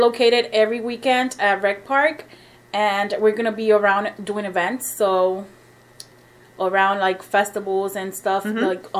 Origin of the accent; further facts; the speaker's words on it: Ponce, Puerto Rico; moved away; We're from Ponce, Puerto Rico.